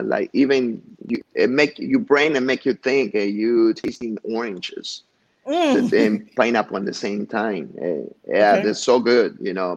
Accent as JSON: {"language": "English", "town": "Huitzuco", "region": "Guerrero", "country": "Mexico", "tie": "born or raised there", "moved": "yes", "lives_now": "Chicago, United States", "said": "this is like a museum of Huitzuco, my hometown"}